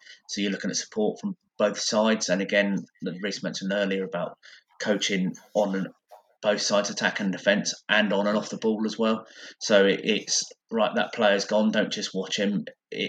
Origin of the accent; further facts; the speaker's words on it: England, United Kingdom; I'm English